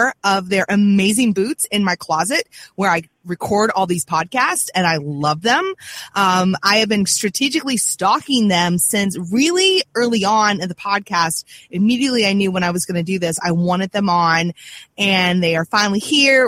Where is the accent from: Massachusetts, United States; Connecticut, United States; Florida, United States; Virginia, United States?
Virginia, United States; I'm from Virginia